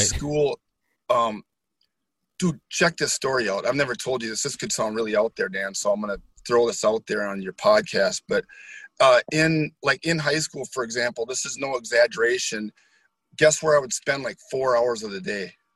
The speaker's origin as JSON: {"language": "English", "town": "Holton", "region": "Wisconsin", "country": "United States", "tie": "born or raised there", "lives_now": "New Richmond, United States", "said": "I grew up in Holton, Wisconsin, so a small town"}